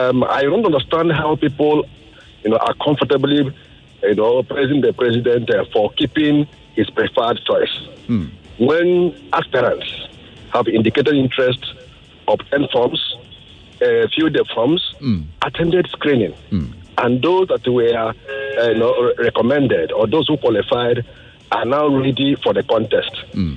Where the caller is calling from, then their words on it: Lagos, Nigeria; I'm calling from Lagos.